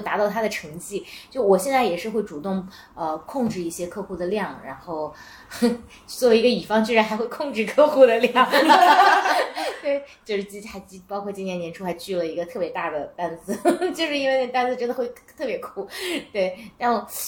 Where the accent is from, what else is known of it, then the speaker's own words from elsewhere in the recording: Tianshui, Gansu, China; moved away; 我来自天水市